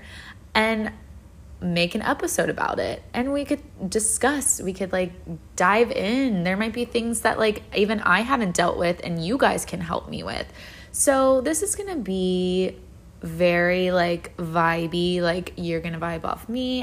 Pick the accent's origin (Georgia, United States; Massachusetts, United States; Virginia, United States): Virginia, United States; now in Florida, United States; I live in Florida now, but I grew up in Virginia.